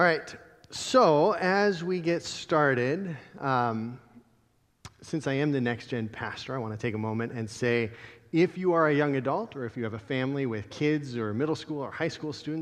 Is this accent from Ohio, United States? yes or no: yes; Central Ohio, United States; now in Minnesota, United States; I grew up in Central Ohio